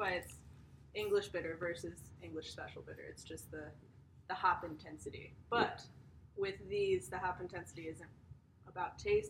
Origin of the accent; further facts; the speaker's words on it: United States; And we're American